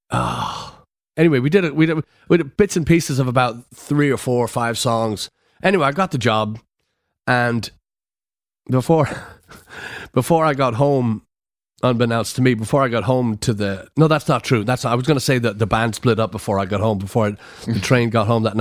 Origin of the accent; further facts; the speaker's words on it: Florida, United States; so I come from Florida, so I was my hair was pretty white from the from the sun, and I was pretty dark